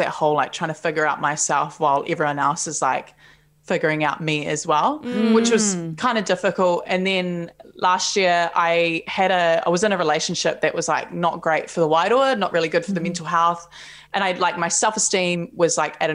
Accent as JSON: {"language": "English", "town": "Palmerston North", "region": "Manawatū-Whanganui", "country": "New Zealand", "tie": "born or raised there", "also_born_or_lived": "Auckland", "said": "I grew up in Palmerston North"}